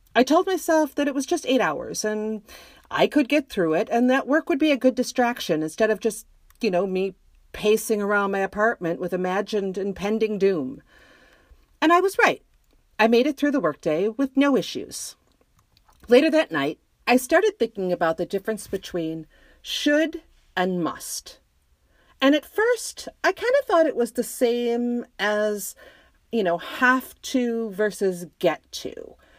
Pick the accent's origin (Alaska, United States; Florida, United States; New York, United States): New York, United States; Western; now in Jacksonville, United States; I grew up in Western New York